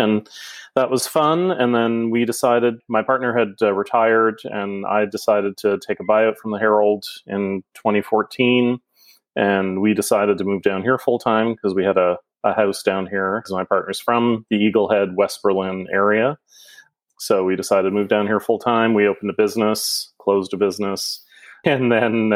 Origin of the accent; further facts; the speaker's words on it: Wellington, Prince Edward Island, Canada; moved away as an adult; also born or lived in Halifax, Nova Scotia; now in Nova Scotia, Canada; Originally, I come from PEI, a little small village called Wellington. I grew up there and spent most of my early years there